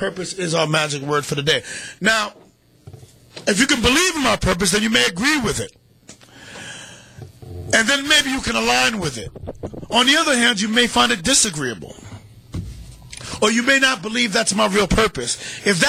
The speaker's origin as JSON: {"language": "English", "town": "New York City", "region": "New York", "country": "United States", "tie": "born or raised there", "said": "my hometown of Harlem"}